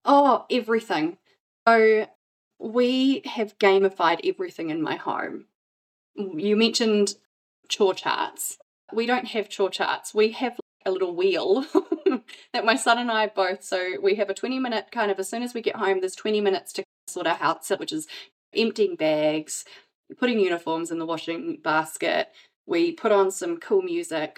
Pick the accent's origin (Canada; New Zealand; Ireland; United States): New Zealand; moved away as an adult; now in Brisbane, Australia; I'm originally from New Zealand, but I live now in Brisbane, which I've been here for 14 years.